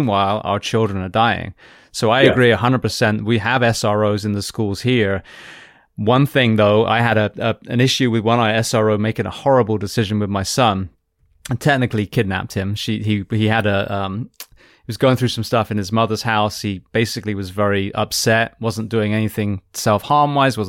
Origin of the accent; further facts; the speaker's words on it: United Kingdom; now in United States; I'm British, you know, I'm American now